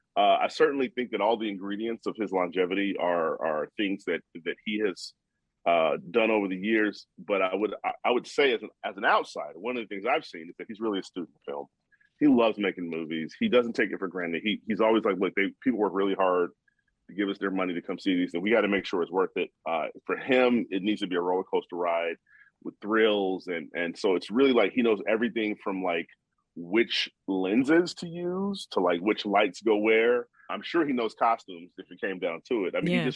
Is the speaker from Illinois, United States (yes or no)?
yes; Chicago, Illinois, United States; I'm from Chicago.